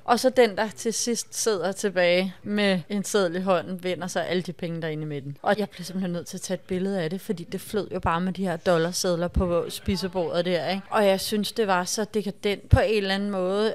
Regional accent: Denmark; vi danskere

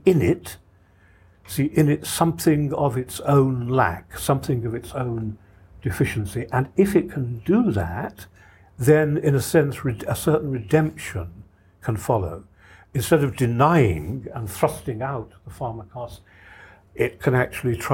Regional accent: Ireland; I come from Ireland myself

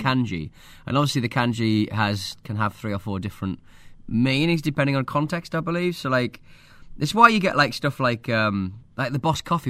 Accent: North East England, United Kingdom; accent: northeast of England; my accent from the northeast of England.

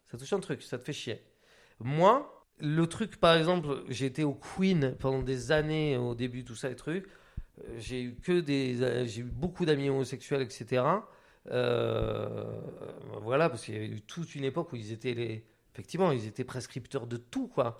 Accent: Biarritz, Nouvelle-Aquitaine, France; moved away; also born or lived in Hautes-Pyrénées; j'ai grandi donc, à Biarritz

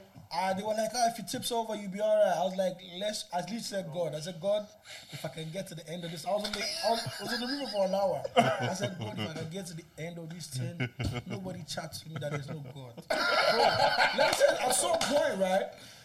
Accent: Nigeria; now in Ireland; I grew up in Nigeria, right?

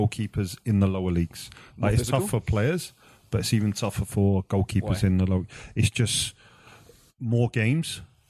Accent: London, United Kingdom; now in Canada; I'm from London, but I always lived where my team was

